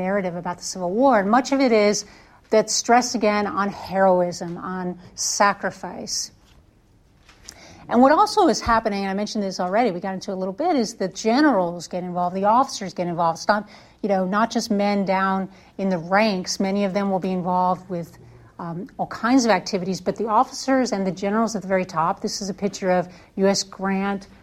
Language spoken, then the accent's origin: English; Connecticut, United States; now in Alabama, United States; I grew up in Connecticut, and we always had Memorial Day Parade.